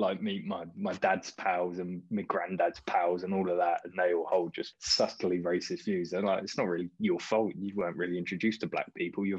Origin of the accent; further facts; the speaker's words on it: Slough, South East England, United Kingdom; Well, I was brought up in Slough, John, and the school I went to, I was the minority as a white English child.